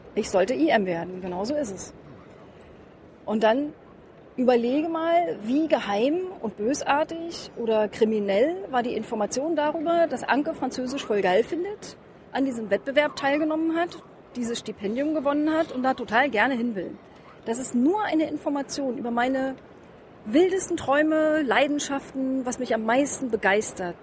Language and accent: German; East Germany, Germany; was ich als Ossi gelernt habe, ich habe ja so als Studentin 1989 die Mauer persönlich mit zu Fall gebracht